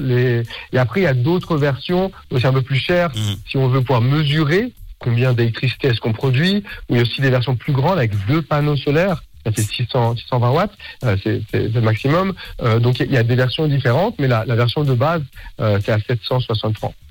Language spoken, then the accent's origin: French; Geneva, Switzerland; moved away as an adult; now in Basel, Switzerland; je suis de Genève. J'ai grandi à Genève et maintenant j'habite à Bâle